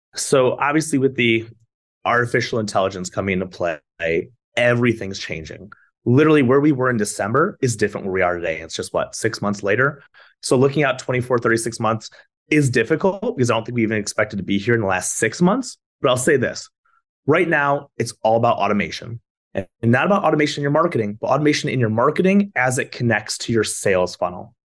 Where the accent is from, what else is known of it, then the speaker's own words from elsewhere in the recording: Michigan, United States; moved away as an adult; now in Florida, United States; Michigan, where I'm from